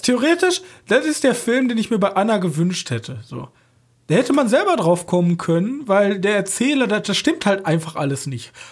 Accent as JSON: {"language": "German", "region": "German–Dutch border area", "country": "Germany", "said": "als Deutscher von der Grenze, ich komm, wir kommen ja von der Grenze"}